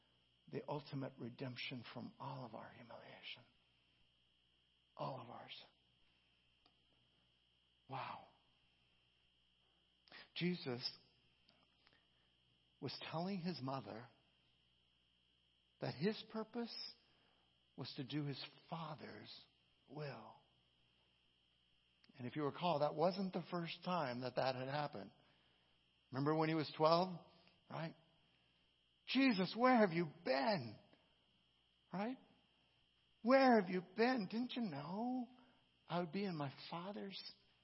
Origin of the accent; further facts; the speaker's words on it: California, United States; I'm from California